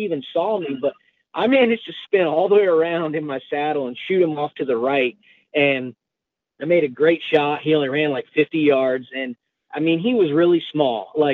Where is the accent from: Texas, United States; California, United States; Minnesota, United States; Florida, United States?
Florida, United States; Pensacola; moved away as an adult; also born or lived in Colorado; I grew up in Pensacola, Florida